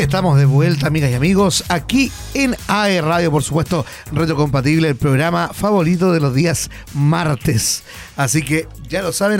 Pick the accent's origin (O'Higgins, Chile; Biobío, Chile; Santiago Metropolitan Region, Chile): Biobío, Chile; Hualpén; yo soy de Hualpén, siempre he sido de Hualpén